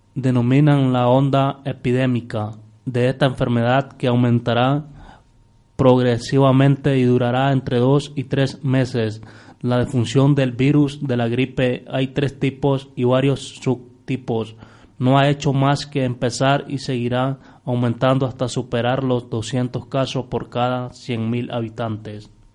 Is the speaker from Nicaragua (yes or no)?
yes; Nicaragua; now in Spain; nosotros allá en, Nicaragua